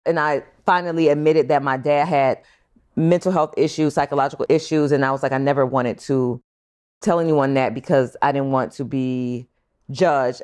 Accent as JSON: {"language": "English", "town": "Long Beach", "region": "California", "country": "United States", "tie": "born or raised there", "said": "I was born in California, Long Beach"}